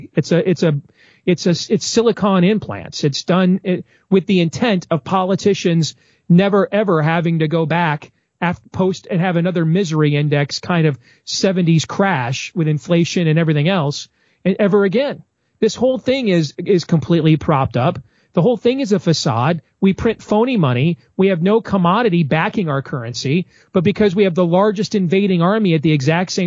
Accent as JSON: {"language": "English", "region": "Iowa", "country": "United States", "tie": "born or raised there", "said": "my home state of Iowa"}